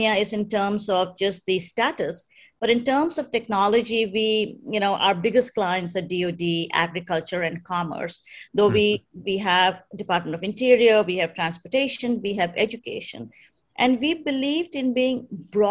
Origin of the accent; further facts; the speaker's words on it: India; being Indian